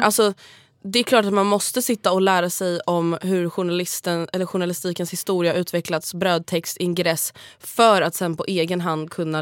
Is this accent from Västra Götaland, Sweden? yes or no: no; Stockholm, Stockholm County, Sweden; du och jag är dryga stockholmare